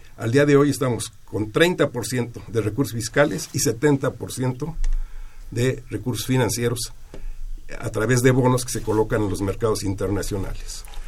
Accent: Mexico; somos mexicanos

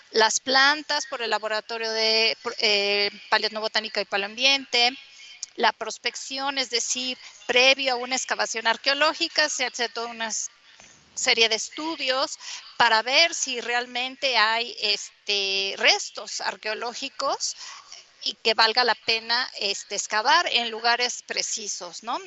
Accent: Mexico; ser pues lo que somos, ¿no? Mexicanos con todas nuestras cosas

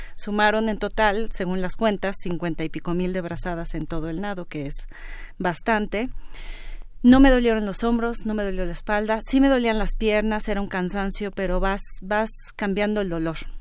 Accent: Mexico; soy la mujer mexicana de mayor edad

